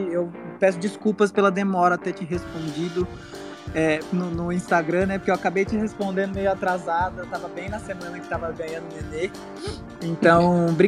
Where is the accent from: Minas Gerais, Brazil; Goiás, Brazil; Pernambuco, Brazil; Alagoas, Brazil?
Goiás, Brazil; Anápolis; Nós somos de Anápolis, Goiás.